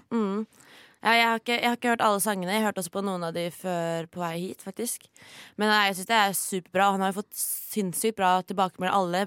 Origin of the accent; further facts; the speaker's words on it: Oslo, Norway; jeg er jo fra Oslo